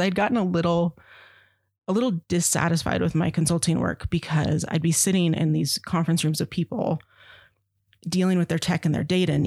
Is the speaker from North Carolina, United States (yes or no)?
no; Verdi, Nevada, United States; I grew up in Verdi, and my dad was fire for 40 years